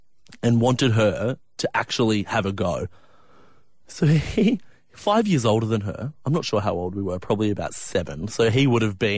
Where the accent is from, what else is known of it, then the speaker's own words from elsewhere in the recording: Dunedoo, New South Wales, Australia; moved away; I went out to my hometown to see my mum. Yes, to Dunny Doo. To Dunny Doo, the good old hometown.